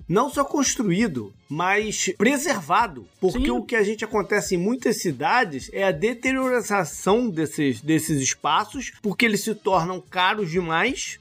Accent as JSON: {"language": "Portuguese", "town": "Teresópolis", "region": "Rio de Janeiro", "country": "Brazil", "tie": "born or raised there", "moved": "yes", "lives_now": "United States", "said": "quando eu era adolescente em Teresópolis"}